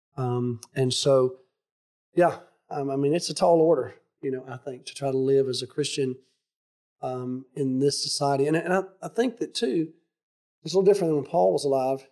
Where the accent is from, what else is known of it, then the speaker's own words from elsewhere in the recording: United States; I'm a patriotic American.